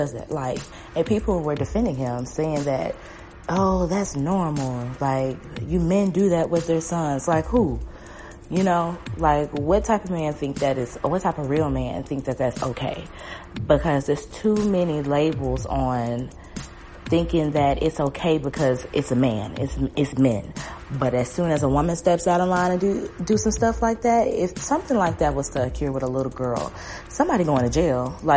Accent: the South, United States; growing up in the South

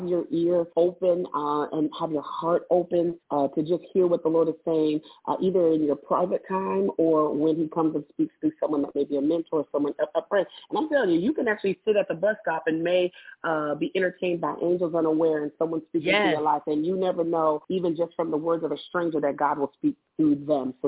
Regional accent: Tacoma, Washington, United States; moved away as an adult; now in Birmingham, United States; I'm from Tacoma, Washington. It is about 30 minutes south of Seattle

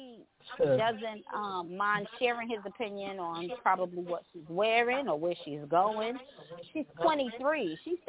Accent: New York City, New York, United States; I grew up in the Bronx

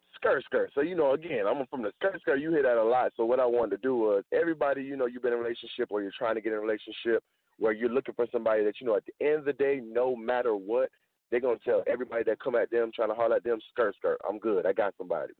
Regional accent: the South, United States; I'm from the South

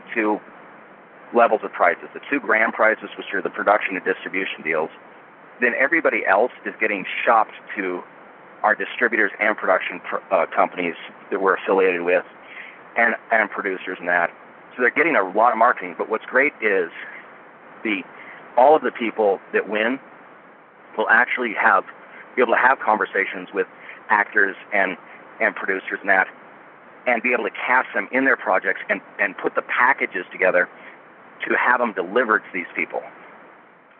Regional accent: Boring, Oregon, United States; I was raised in a town by the name of Boring, Oregon. B-O-R-I-N-G. It's just outside of Portland, and it's a real place.

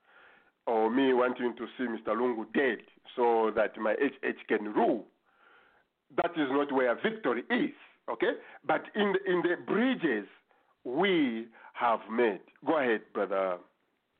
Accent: Zambia; for Zambians

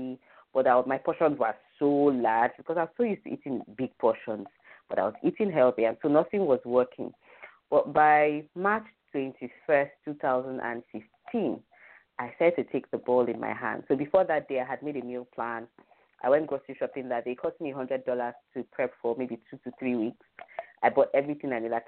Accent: Nigeria; as a Nigerian

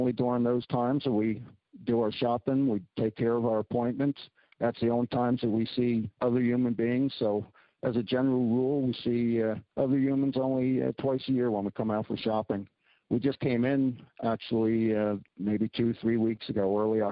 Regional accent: Philadelphia, Pennsylvania, United States; moved away as an adult; also born or lived in Maine / Northern Saskatchewan; now in Saskatchewan, Canada; I'm a city guy from the United States. I was born in Philadelphia and grew up in the suburbs

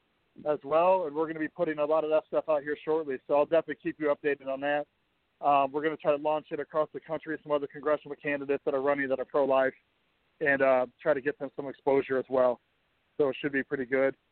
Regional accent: Fort Wayne, Indiana, United States; two guys from Fort Wayne, Indiana

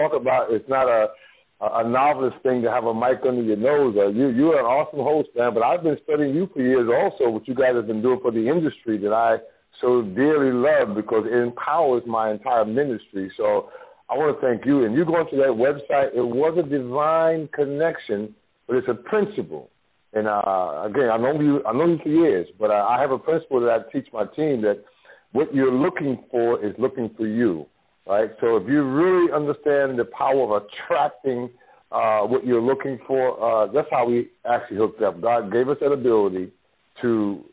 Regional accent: New York City, New York, United States; I'm from the Bronx, New York, raised up poor

